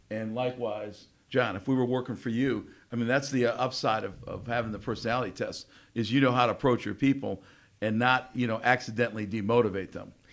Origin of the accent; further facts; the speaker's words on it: Connecticut, United States; I grew up in Connecticut